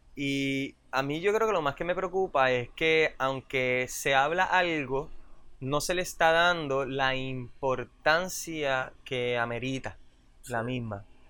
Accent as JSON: {"language": "Spanish", "country": "Puerto Rico", "tie": "born or raised there", "said": "yo me crié en Roosevelt"}